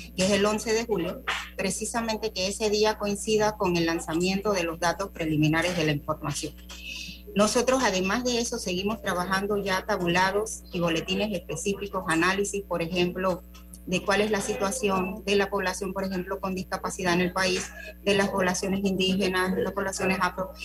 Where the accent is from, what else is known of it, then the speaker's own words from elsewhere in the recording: Panama; nosotros los panameños